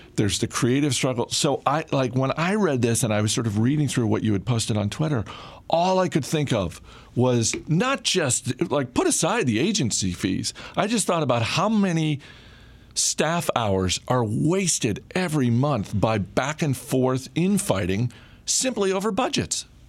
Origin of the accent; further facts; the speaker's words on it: Maine, United States; moved away; my home state of Maine